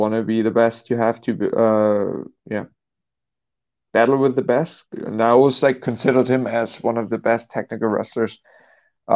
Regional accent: Dresden, Saxony, Germany; I'm from Dresden, Germany

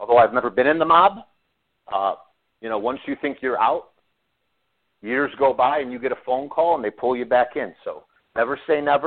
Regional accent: Chicago, Illinois, United States; growing up in Chicago

